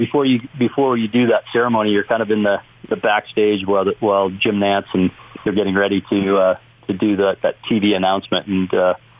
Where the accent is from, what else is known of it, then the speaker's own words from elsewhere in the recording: Canada; moved away; growing up in Canada